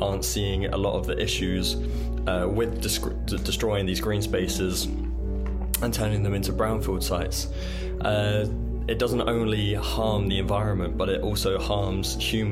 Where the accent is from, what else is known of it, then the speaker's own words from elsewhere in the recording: England, United Kingdom; moved away as an adult; I was recruited from England